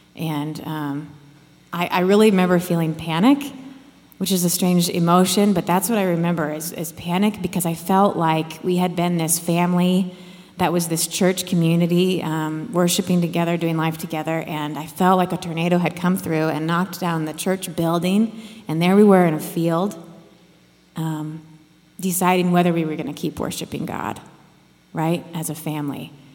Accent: Iowa, United States; I grew up in Iowa and I had a real tight knit family.

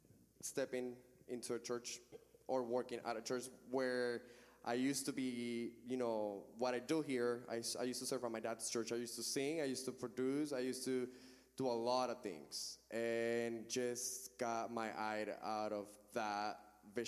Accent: Venezuela; moved away as an adult; also born or lived in Orlando; now in Raleigh, United States; I grew up in church, like I mentioned earlier. A certain age during college, I moved out of my hometown to a different city. This was back in my country, in Venezuela.

